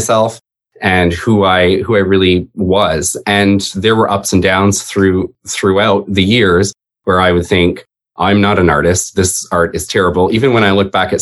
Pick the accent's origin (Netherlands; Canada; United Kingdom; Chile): Canada; also born or lived in Toronto; I am Canadian.